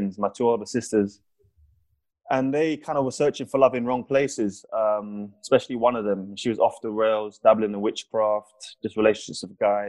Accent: London, United Kingdom; I grew up in South London, 5 people were shot on my road in 1 year

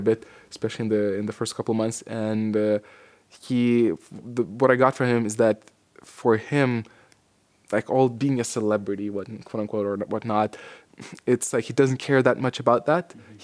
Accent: Lithuania; moved away as an adult; also born or lived in Portland; now in Dublin, Ireland; Then I went back for a couple of months to Lithuania, my home country

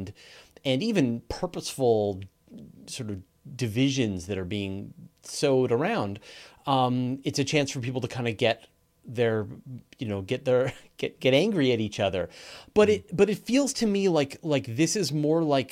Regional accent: Canada; I'm a Canadian

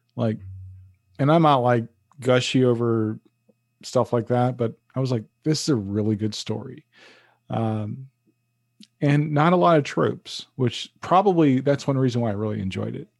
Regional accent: New York City, New York, United States; moved away; it's all about Harlem to me.

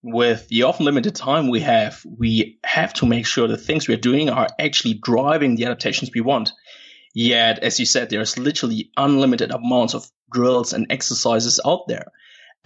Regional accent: Germany; moved away as an adult; now in Perth, Australia; born and raised in Germany

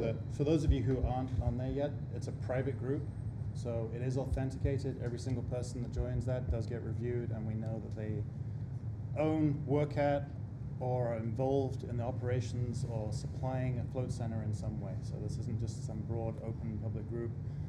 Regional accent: United Kingdom; now in United States; I'm reluctant to use the word American because I'm British

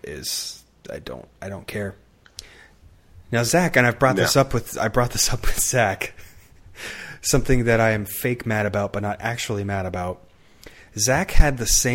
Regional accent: United States; in America, we're taught

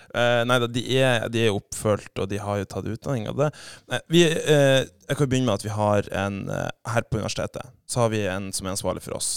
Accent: Saltstraumen, Nordland, Norway; accent: broader dialect; also born or lived in Bodø; Jeg er jo fra Saltstrøm, da, så har jo litt bredere dialekt

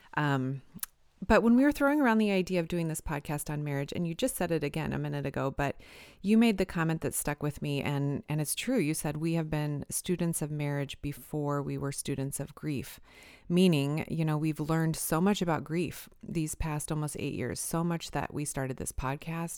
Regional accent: Fremont, Nebraska, United States; moved away as an adult; also born or lived in Illinois / Michigan; my hometown here in Fremont, Nebraska

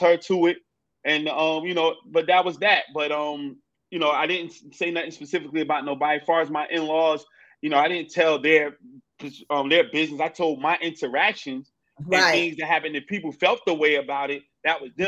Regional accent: North New Jersey, United States; growing up in North New Jersey

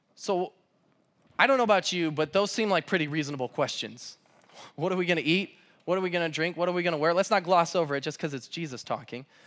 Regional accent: Southern California, United States; now in Pullman, United States; I'm from Southern California

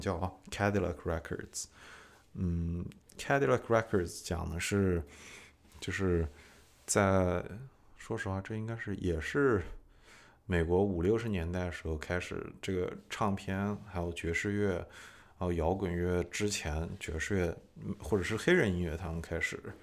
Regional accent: China; moved away as an adult; also born or lived in Nashville, United States; now in United States; 我对中国人来说太美国了，对美国人来说太中国了

